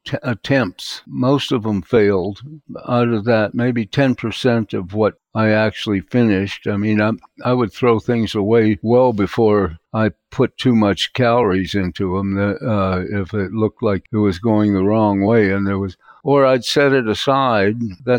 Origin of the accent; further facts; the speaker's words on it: Venice Beach, California, United States; also born or lived in New York; which convinced me I am not a New Yorker. I wanted to get back to Venice Beach and where I came from and be around my friends and so on.